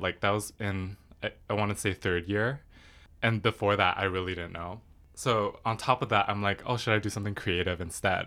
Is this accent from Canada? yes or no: yes; Richmond, British Columbia, Canada; I was born in Richmond. One interesting thing about Richmond is that it's very, I feel like it's very Asian. Growing up in school